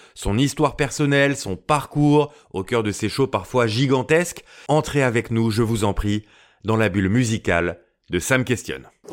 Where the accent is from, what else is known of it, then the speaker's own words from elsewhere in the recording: France; chez nous en France